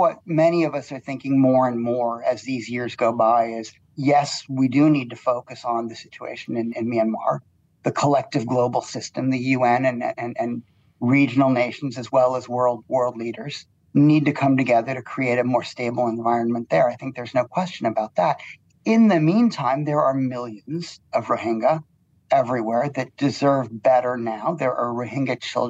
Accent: United States; now in Malaysia; I come from the United States

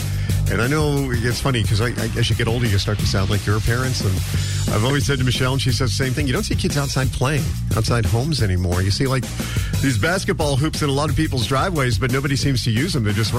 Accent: New York City, New York, United States; I grew up in New York City

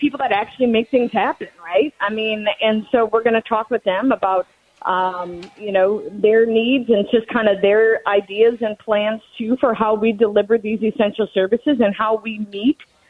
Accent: Cottage Grove, Minnesota, United States; also born or lived in Newport, Minnesota; 43 years old, born and baptized in Newport, a year old. My parents moved to Cottage Grove. They're still in that house, graduated from Park. I mean, so it's my hometown

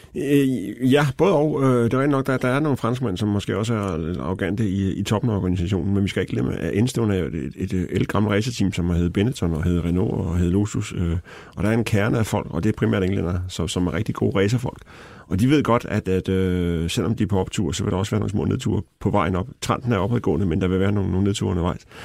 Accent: Denmark; jeg var fra Danmark

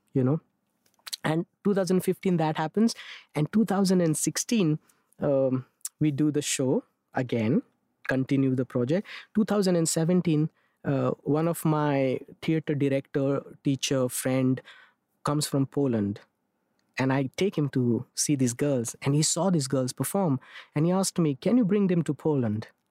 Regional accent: Mumbai, Maharashtra, India; I'm born and raised in Mumbai

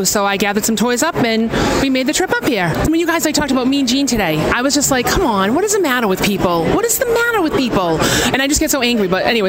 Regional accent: Taunton, Massachusetts, United States

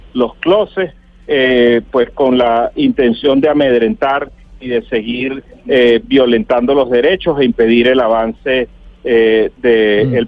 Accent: Venezuela

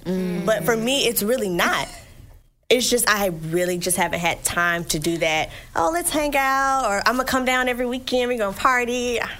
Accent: Alabama, United States; moved away as an adult; Living in Alabama my whole life, all of my friends are there.

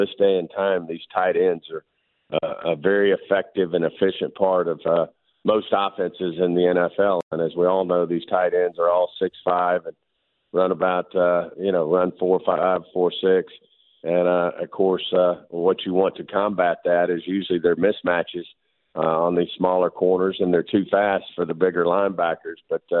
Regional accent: Arkansas, United States; Of course, I'm from South in Arkansas, and I think we call it turkey fries

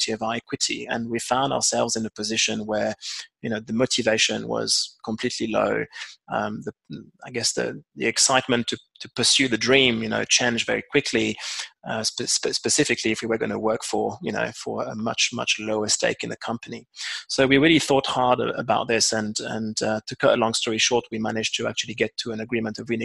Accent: France; moved away as an adult; also born or lived in London; now in South Africa; being obviously a Frenchman myself

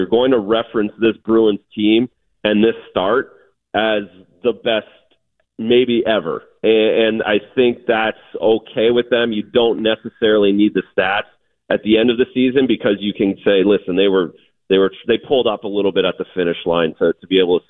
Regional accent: Canada; As a Canadian guy, again, back to that Tim Hortons sitting around having a coffee, everyone talked about the 70 Canadians when I was growing up

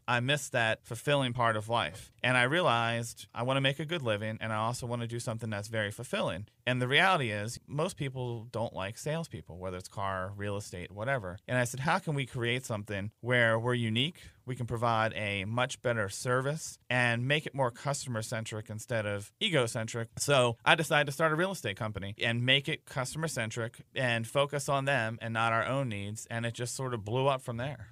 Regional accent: Baltimore, Maryland, United States; moved away as an adult; also born or lived in Carroll County, Maryland / Montgomery County, Maryland; now in Frederick, United States; born and raised in Baltimore

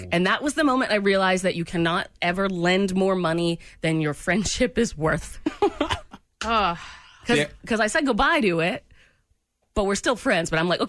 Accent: Australia; accent: Australian; My Australian accent is definitely useless.

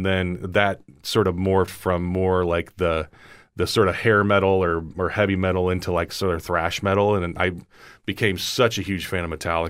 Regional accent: Kirksville, Missouri, United States; I grew up in Kirksville, Missouri, which is in northeast section of the state. It's about an hour and a half north of Columbia.

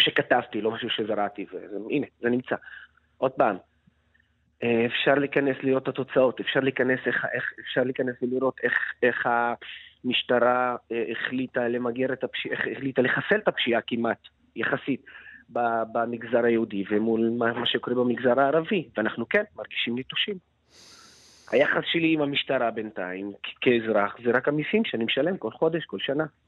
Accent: Lod, Central District, Israel

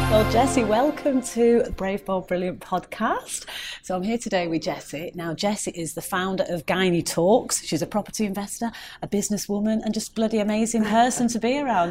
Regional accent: Manchester, North West England, United Kingdom; I'm a Mancunian

